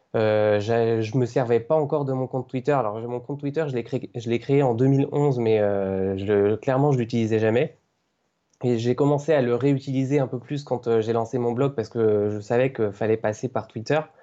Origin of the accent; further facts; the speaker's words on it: Cévennes, near Montpellier, Occitania, France; moved away as an adult; also born or lived in Paris region; now in Paris, France; je suis en région parisienne depuis un an maintenant et avant ça j'étais chez mes parents du côté de Montpellier dans les Cévennes